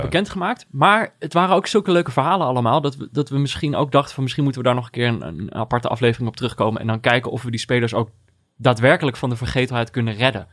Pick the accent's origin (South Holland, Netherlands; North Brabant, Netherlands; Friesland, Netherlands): North Brabant, Netherlands; Jongens van mijn basisschool in Brabant